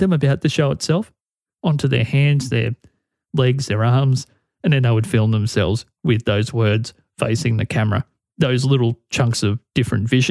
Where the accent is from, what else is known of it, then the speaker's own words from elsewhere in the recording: Australia; my home country, Australia